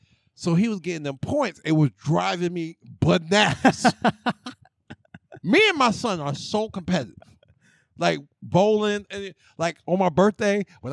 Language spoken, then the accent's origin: English; New York, United States; I'm from